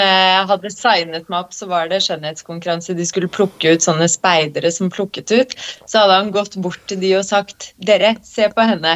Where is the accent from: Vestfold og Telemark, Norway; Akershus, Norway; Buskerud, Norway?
Vestfold og Telemark, Norway; Skien; now in Oslo, Norway; jeg vokste opp på Gulset